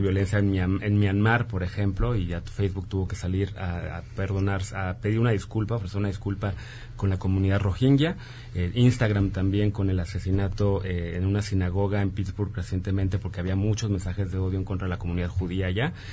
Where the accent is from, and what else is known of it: Mexico